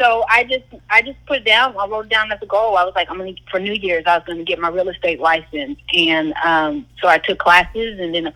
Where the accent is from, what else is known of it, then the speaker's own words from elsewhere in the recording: Houston, Texas, United States; I'm from Houston